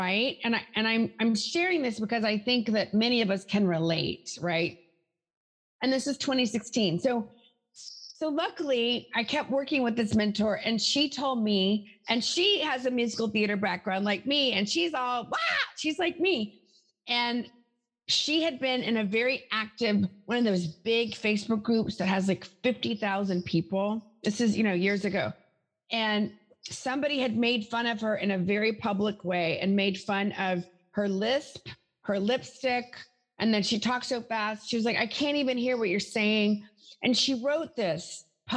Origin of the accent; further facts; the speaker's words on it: the South, United States; moved away; I'm from the South originally.